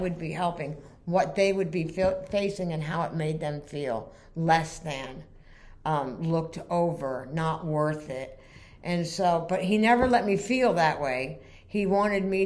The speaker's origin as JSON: {"language": "English", "region": "Vermont", "country": "United States", "also_born_or_lived": "Florida", "moved": "yes", "said": "We're from Vermont. But we had moved to Florida"}